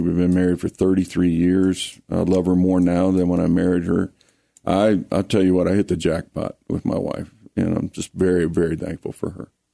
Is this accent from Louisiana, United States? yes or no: yes; Lake Charles, Louisiana, United States; also born or lived in Colorado; now in Colorado Springs, United States; I grew up in Lake Charles, Louisiana.